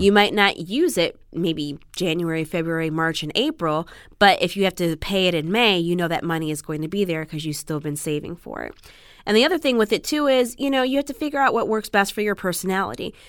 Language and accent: English; Chicago, Illinois, United States; now in Los Angeles, United States; Originally, I'm from the Midwest. I'm from Chicago